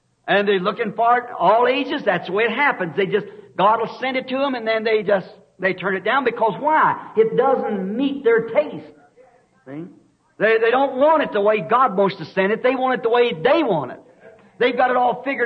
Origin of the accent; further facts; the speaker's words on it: Arizona, United States; I'm from Arizona